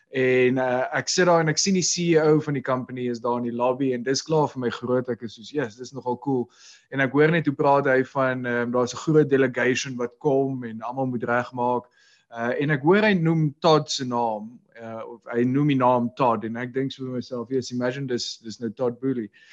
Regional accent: South Africa; ek's 'n Suid-Afrikaner

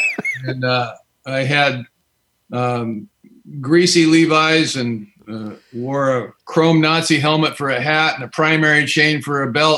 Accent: California, United States; I'm an alcoholic, and I've been sober since March the 27th, 1985. And I'm from Southern California in the South Bay.

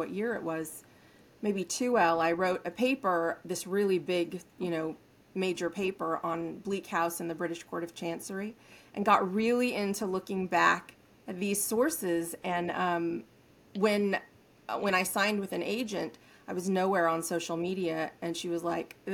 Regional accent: Northern California, United States; Native Northern California.

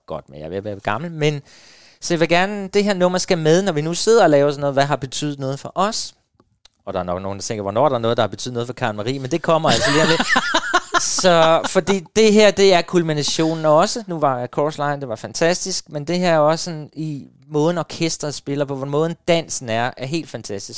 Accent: Hårby, Southern Denmark, Denmark; moved away; hjemme på Fyn, nede i Hårby, hvor der er mest fodbold og boldklubber og alt det

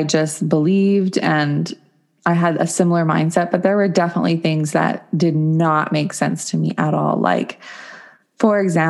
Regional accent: Williams Lake, British Columbia, Canada; In Williams Lake, BC, Canada.

